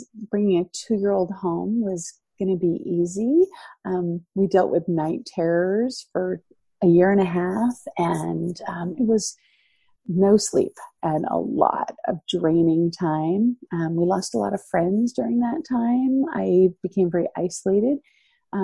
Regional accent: Florida, United States; moved away as an adult; also born or lived in Boston, Massachusetts / Philippines; now in North Idaho, United States; I was born in Boston, raised in Florida

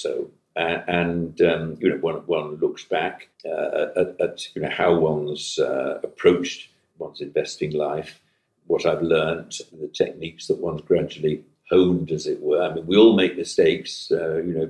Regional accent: Manchester, North West England, United Kingdom; I hail from Manchester and from the regions

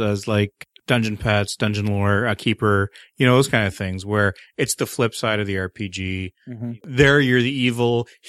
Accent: Canada; I am the Canadian.

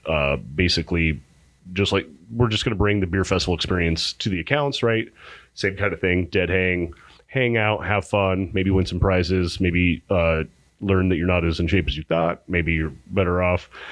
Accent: Pinetop-Lakeside, Arizona, United States; now in Phoenix, United States; I'm from Pine Top Lakeside

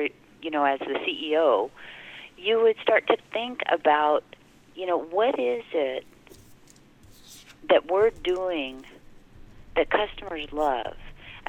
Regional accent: Hawaii, United States; I was raised in Hawaii

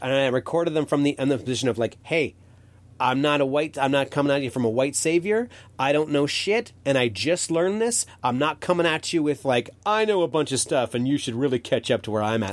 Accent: Canada; as a Canadian

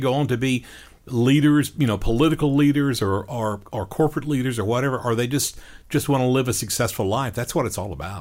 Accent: Panama City Beach, Florida, United States; growing up on Panama City Beach.

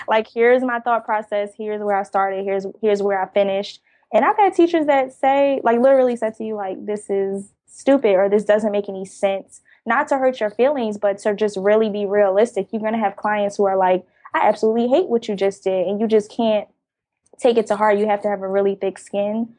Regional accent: Jersey City, New Jersey, United States; now in Atlanta, United States; I currently live in Atlanta, but I'm originally from Jersey City, New Jersey. I grew up in a very dense, populated area

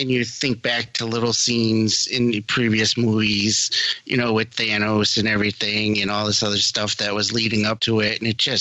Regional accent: Massachusetts, United States; I'm from Massachusetts

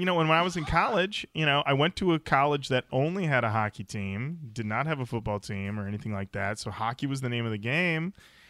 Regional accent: Michigan, United States; I was born in Michigan?

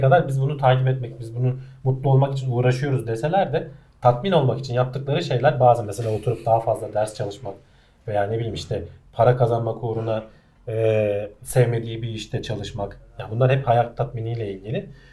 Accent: Turkey; first language Turkish; biz Türkler olarak

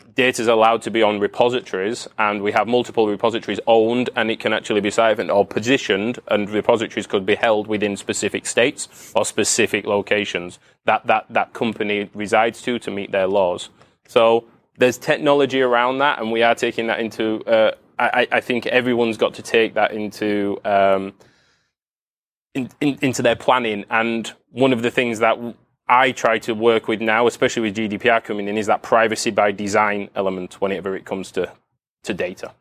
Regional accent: United Kingdom; I'm from the U K.

